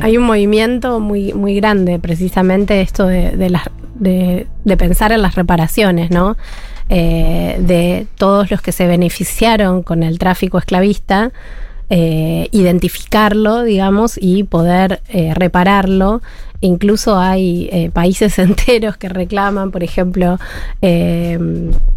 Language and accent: Spanish; Argentina; como buena argentina